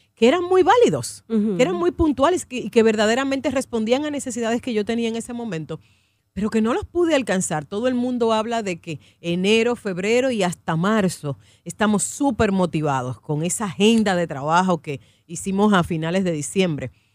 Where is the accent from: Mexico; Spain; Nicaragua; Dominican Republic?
Dominican Republic; nosotros como dominicanos somos muy emotivos